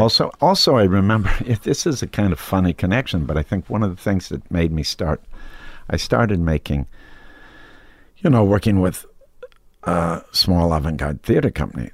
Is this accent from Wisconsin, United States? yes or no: yes; Wisconsin, United States; growing up in Wisconsin with kind of good, well-educated Eisenhower era, you know, Republican parents